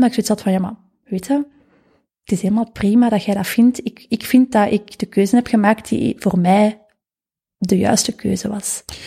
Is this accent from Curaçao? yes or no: no; Vilvoorde, Flanders, Belgium; Ik ben van Vilvoorde. Afkomstig